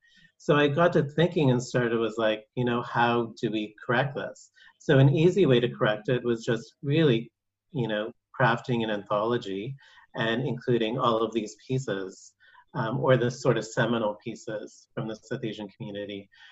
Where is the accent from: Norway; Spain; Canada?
Canada; Guelph, Ontario; I grew up in Guelph, which is a small town in Ontario, Canada. It's the hometown of Neve Campbell from the Scream film, so that's our claim to fame. But it was really a predominantly white community.